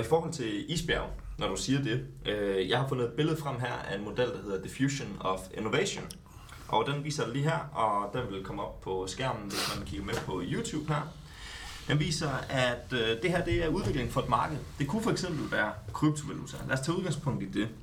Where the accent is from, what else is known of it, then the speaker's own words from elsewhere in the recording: Jutland, Denmark; jeg er fra Jylland.